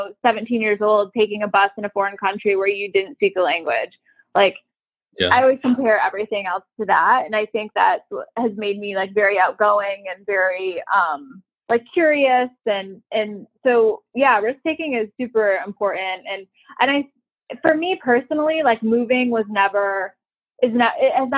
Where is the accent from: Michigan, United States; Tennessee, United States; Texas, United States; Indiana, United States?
Michigan, United States; moved away as an adult; also born or lived in North Carolina / Kansas City, Missouri; now in Miami, United States; I grew up in Michigan